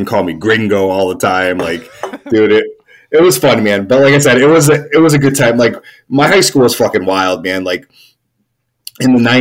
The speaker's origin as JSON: {"language": "English", "town": "Hartford", "region": "Connecticut", "country": "United States", "tie": "born or raised there", "moved": "as an adult", "lives_now": "Massachusetts, United States", "said": "I grew up in Hartford, Connecticut."}